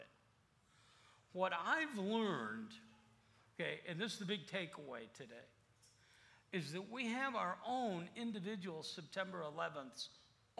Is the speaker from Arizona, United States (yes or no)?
yes; Phoenix, Arizona, United States; I'm from Phoenix.